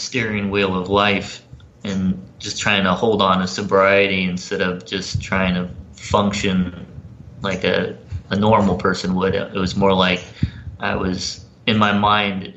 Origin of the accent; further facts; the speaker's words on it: Florida, United States; moved away; also born or lived in Los Angeles / North Carolina; I grew up down in Florida, about an hour away from where Clearwater